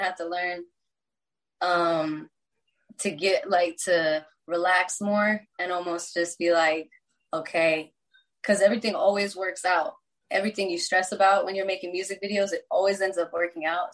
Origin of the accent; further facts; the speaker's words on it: Texas, United States; now in Los Angeles, United States; I was born here. I was raised in Texas.